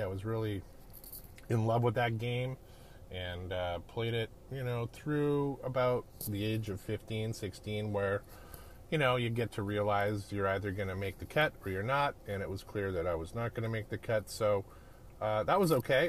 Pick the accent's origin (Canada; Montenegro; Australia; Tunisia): Canada; Edmonton, Alberta; I'm a Canadian kid. I grew up in uh, a town called Edmonton, Alberta, up in the Great White North